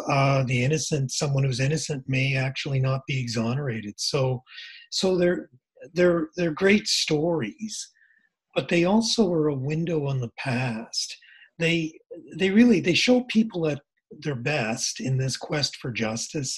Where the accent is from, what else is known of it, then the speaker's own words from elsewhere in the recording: Nova Scotia, Canada; I'm from Nova Scotia.